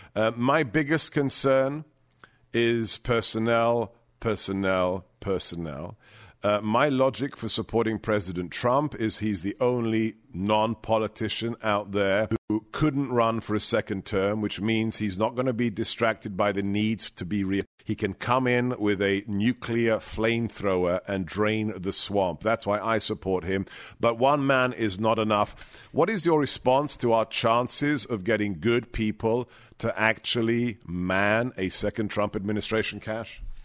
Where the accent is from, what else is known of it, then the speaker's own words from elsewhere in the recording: England, United Kingdom; moved away; I grew up in England